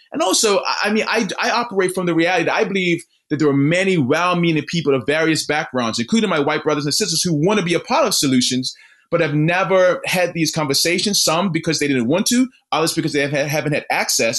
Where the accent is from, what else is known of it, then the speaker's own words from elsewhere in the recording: Bermuda; now in Missouri, United States; born and raised in Bermuda